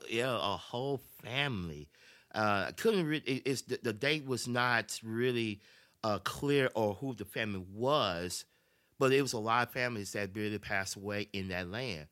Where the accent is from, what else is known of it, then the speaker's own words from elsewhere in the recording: Memphis, Tennessee, United States; I was born and raised in Memphis, Tennessee